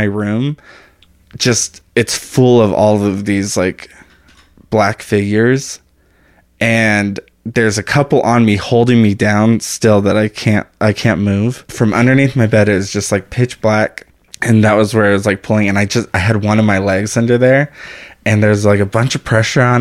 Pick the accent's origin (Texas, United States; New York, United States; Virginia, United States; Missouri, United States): Texas, United States; El Paso; moved away; also born or lived in Austin, Texas; I'm from El Paso